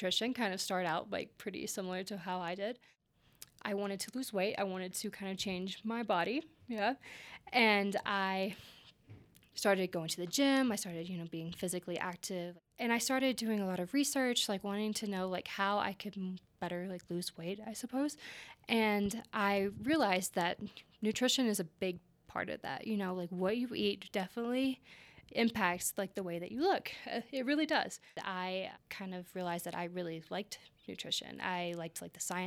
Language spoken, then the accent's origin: English; Kentucky, United States; moved away as an adult; now in Estes Park, United States; I am actually from Kentucky. I just moved here last October, which is 2022.